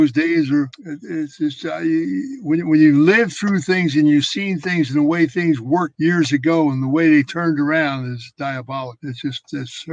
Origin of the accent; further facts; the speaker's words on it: Philadelphia, Pennsylvania, United States; When I was a kid growing up in Philadelphia